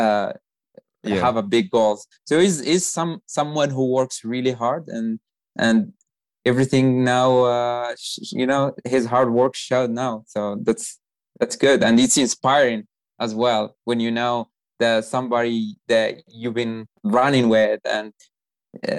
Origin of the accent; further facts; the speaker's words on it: Morocco; English is a second language; now in United States; I'm from Morocco.